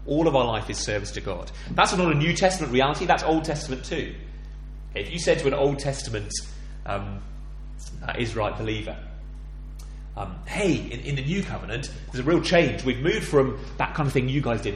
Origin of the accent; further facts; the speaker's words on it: England, United Kingdom; I'm an Englishman